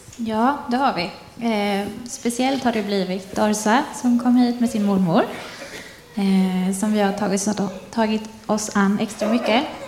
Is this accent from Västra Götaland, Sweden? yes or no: yes; Forsvik, Västra Götaland, Sweden; moved away as an adult; also born or lived in Kalmar / Jönköping; now in Bottnaryd, Sweden; Jag är född och uppvuxen i Forsvik, en liten by som ligger utanför Karlsborg